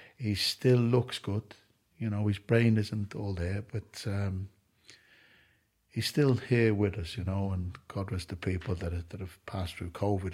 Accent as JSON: {"language": "English", "country": "Ireland", "said": "I'm an Irishman that doesn't drink alcohol."}